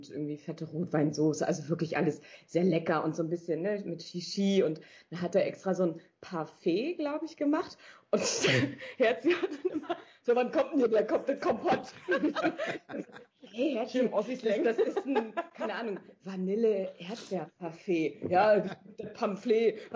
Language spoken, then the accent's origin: German; North Rhine-Westphalia, Germany; Na du, ich bin ja auf dem Dorf eigentlich groß geworden, im Sauerland.